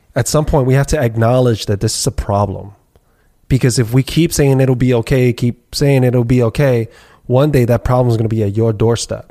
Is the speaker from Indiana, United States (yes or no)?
no; New York City, New York, United States; born and raised, bred here